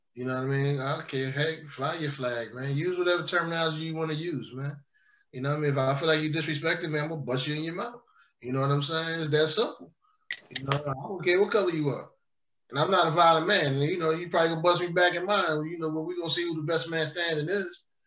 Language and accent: English; Philadelphia, Pennsylvania, United States; I'm from South Philadelphia, so there are definitely white boys that grew up in the hood.